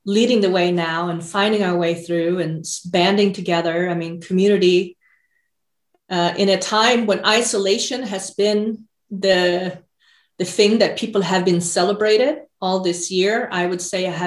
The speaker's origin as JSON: {"language": "English", "country": "Sweden", "tie": "born or raised there", "moved": "as an adult", "lives_now": "United States", "said": "I grew up in Sweden in the 80s."}